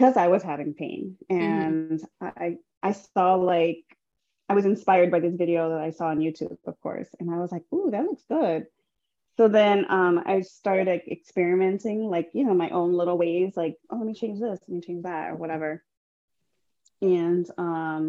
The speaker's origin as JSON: {"language": "English", "town": "Chicago", "region": "Illinois", "country": "United States", "tie": "born or raised there", "said": "So I'm born and raised from Chicago, or in Chicago, originally from the North Side."}